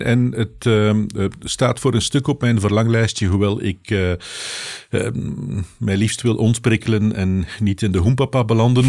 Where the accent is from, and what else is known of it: Belgium